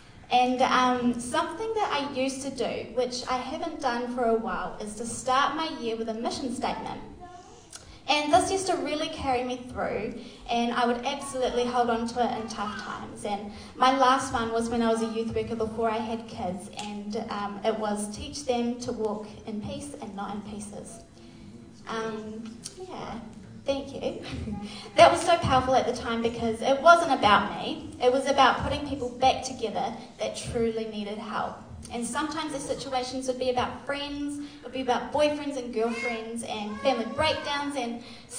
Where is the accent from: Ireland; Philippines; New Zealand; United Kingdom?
New Zealand; also born or lived in Australia; I'm actually from Australia. I grew up in New Zealand, though. Sorry if there's any Australians in here. I grew up in New Zealand, though. I've been here for about 20 years, so I feel like I'm a Kiwi now.